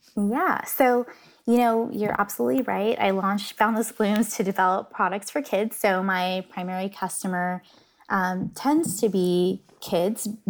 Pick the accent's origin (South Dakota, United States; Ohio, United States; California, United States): California, United States; Northern; I grew up in Northern California.